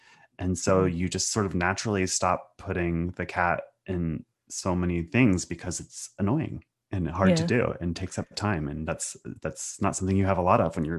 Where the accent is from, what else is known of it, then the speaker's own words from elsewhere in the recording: Pacific Northwest, United States; You know, I came from the Riot Girl scene of the 90s and grew up in the Pacific Northwest.